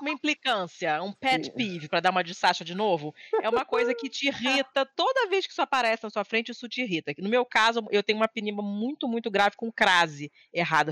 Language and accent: Portuguese; Rio de Janeiro, Brazil; moved away; no prédio onde eu nasci, fui criada no Rio